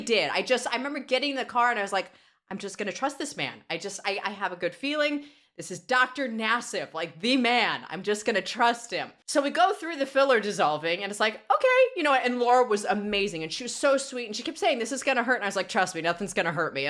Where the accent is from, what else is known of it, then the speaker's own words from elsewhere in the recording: Los Angeles, California, United States; Born in Van Nuys